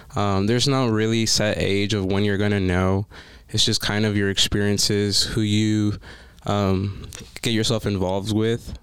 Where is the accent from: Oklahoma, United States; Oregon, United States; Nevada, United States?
Nevada, United States; Las Vegas; I am from Las Vegas